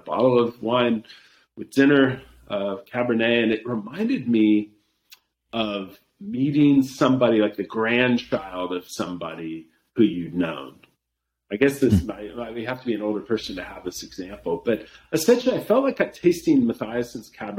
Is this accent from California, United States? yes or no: yes; Santa Monica, California, United States; now in Willamette Valley, Oregon, United States; I grew up near Santa Monica